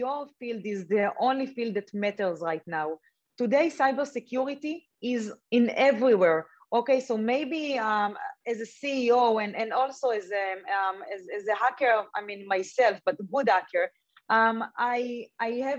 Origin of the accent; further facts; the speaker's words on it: Israel; I grew up in Israel